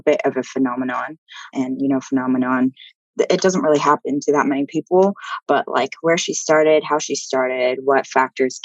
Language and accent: English; Texas, United States; also born or lived in Amsterdam; I'm from Texas